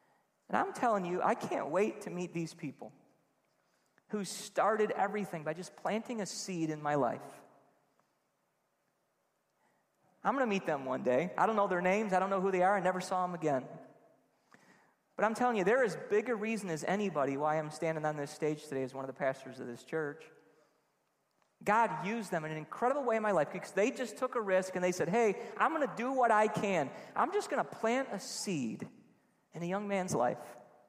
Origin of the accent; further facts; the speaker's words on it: Trenton, New Jersey, United States; I was on Grange Road in Trenton, just going to all these houses and trick-or-treating. I grew up in Trenton.